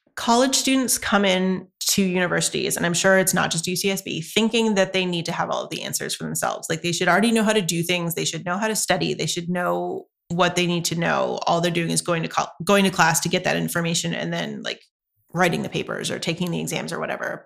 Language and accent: English; North Carolina, United States; moved away as an adult; now in Santa Barbara, United States; I grew up in North Carolina, so the culture is incredibly different there.